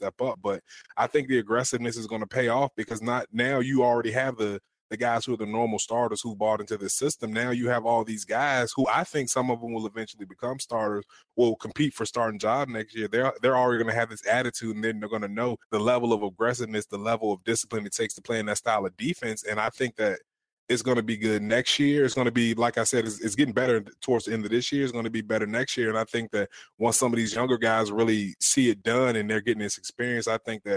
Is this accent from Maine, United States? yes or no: no; Virginia, United States; moved away; ACC school from my home state